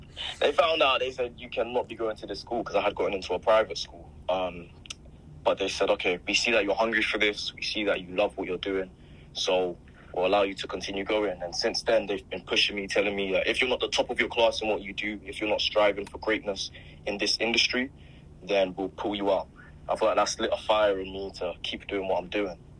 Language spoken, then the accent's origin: English; London, United Kingdom; I'm from Croydon